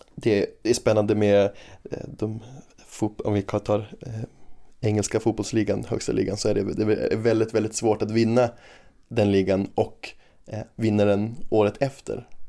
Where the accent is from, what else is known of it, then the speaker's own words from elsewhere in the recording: Umeå, Västerbotten County, Sweden; also born or lived in Australia; jag är ju uppvuxen i Umeå och har bott i Umeå hela livet